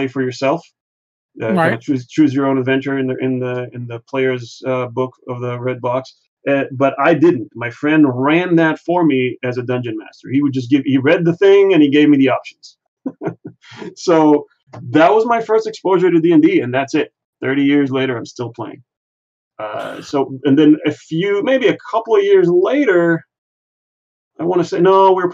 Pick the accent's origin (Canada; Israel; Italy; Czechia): Israel; moved away; I grew up in Israel